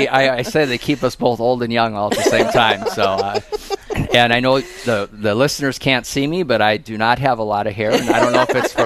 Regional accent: Dickinson, North Dakota, United States; now in Sioux Falls, United States; North Dakota. That's where I'm from, actually. I was born and raised in Dickinson, North Dakota.

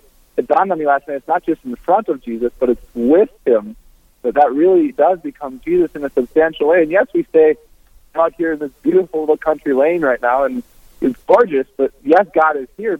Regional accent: Brainerd, Minnesota, United States; moved away as an adult; also born or lived in Twin Cities, Minnesota / Grand Rapids, Minnesota / Duluth, Minnesota; I'm originally from Brainerd, Minnesota, in the center of the state

